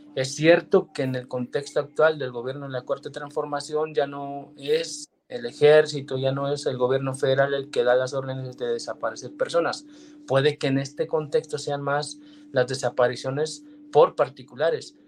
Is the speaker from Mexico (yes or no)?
yes; Mexico